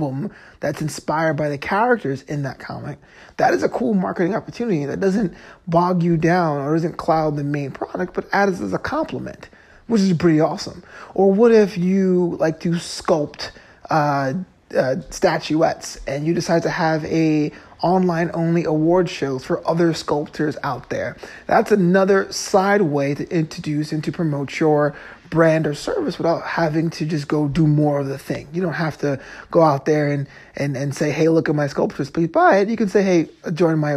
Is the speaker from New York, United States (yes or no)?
yes; New York, United States; now in Los Angeles, United States; My hometown team would be the New York Guardians